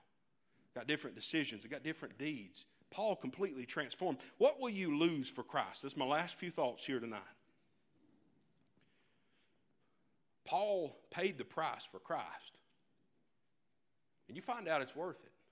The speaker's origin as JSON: {"language": "English", "country": "United States", "said": "I'm an American."}